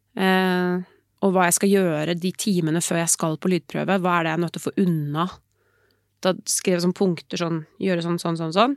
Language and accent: Norwegian; Oslo, Norway; Nå er jeg fra Oslo